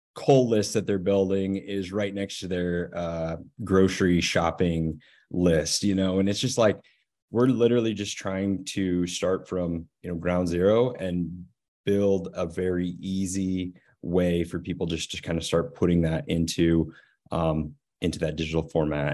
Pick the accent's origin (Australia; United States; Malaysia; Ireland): United States; Northeast Nebraska; also born or lived in Lincoln, Nebraska; I am from Northeast Nebraska. I grew up on my family's commercial